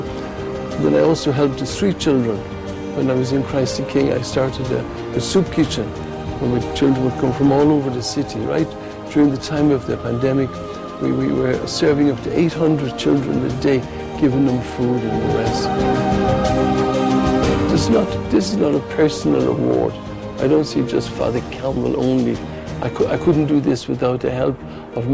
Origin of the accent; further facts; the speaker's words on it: Ireland; moved away as an adult; now in Accra, Ghana; I came from Ireland, where I was born